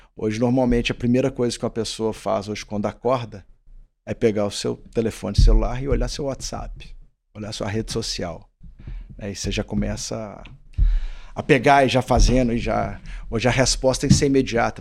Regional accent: Belo Horizonte, Minas Gerais, Brazil; eu sou de Belo Horizonte

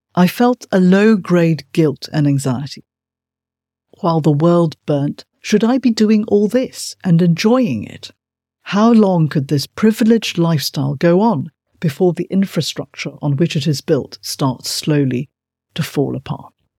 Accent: Malaysia; As a child growing up in Malaysia

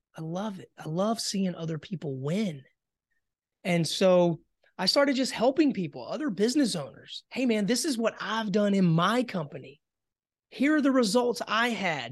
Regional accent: Hartsville, South Carolina, United States; moved away as an adult; born and raised in South Carolina, um, you know, had a, had a pretty, uh, simple childhood. I grew up, uh, in the farmland area, a little small town, Hartsville, South Carolina

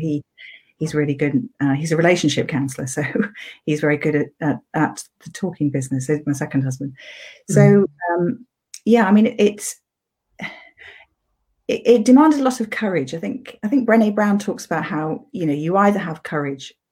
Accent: Sheffield, Yorkshire and the Humber, United Kingdom; I was brought up in Yorkshire, went to school in Sheffield.

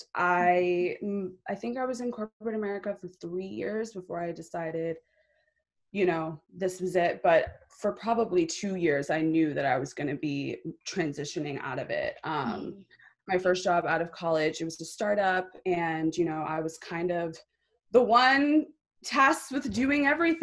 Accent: Long Island, New York, United States; I grew up in New York, you know, very Long Island town

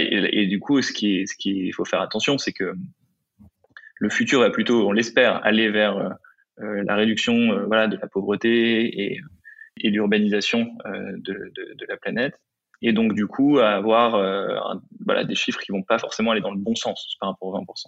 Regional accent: Pas-de-Calais, Opal Coast, near Montreuil-sur-Mer, Le Touquet, Hauts-de-France, France; moved away; also born or lived in Lille; j'ai grandi dans, dans le Pas-de-Calais, sur, sur la côte d'Opale, pas loin de Montreuil-sur-Mer, le Touquet

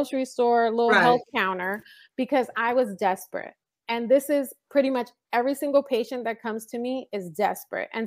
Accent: New York City, New York, United States; now in California, United States; I grew up in the Bronx

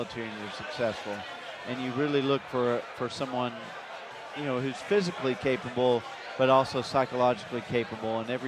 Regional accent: East Tennessee, United States; I grew up in East Tennessee.

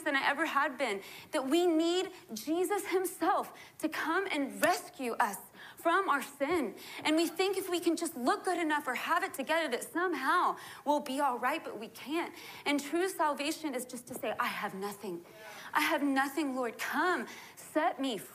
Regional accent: Texas, United States; I was born in Texas

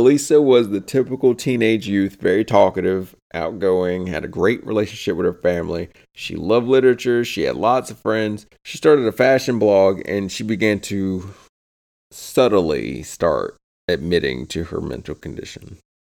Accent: the South, United States; We're from the South

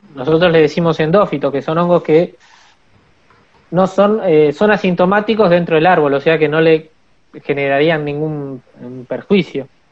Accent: Buenos Aires, Argentina; moved away as an adult; now in Esquel, Argentina; yo nací en Buenos Aires, en, el barrio de Buedo. Eh, y me vine hace más o menos ocho años

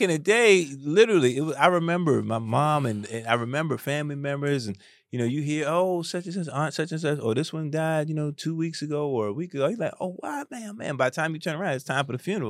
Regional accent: New York City, New York, United States; I grew up in the South Bronx.

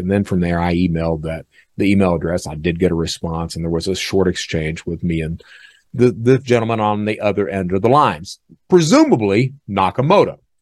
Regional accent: Eastern Kentucky, United States; I'm from Eastern Kentucky

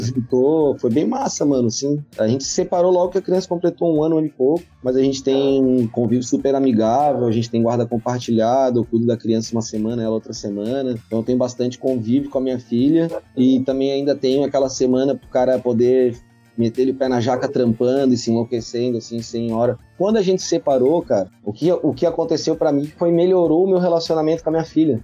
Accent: South Region, Brazil; eu amo demais a minha terra, amo demais viver aqui

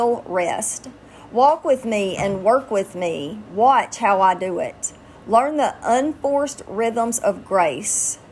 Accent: Louisiana, United States; I'm from Louisiana

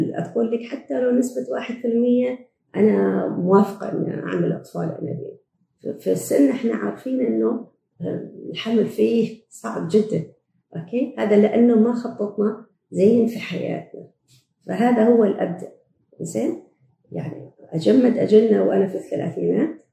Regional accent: Oman; also born or lived in Canada; إحنا عندنا في عمان في مجتمعنا

